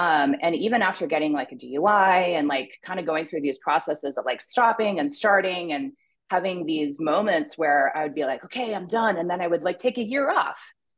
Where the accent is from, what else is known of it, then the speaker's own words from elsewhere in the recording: Pakistan; also born or lived in Toronto, Canada / Afghanistan; So I was born in Toronto. My parents are Christian missionaries, and I grew up in Pakistan and Afghanistan, dry countries, no alcohol.